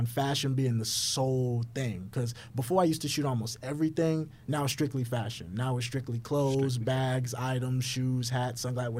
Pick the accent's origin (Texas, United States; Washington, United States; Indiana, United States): Texas, United States; Houston; Yeah, I'm from Houston.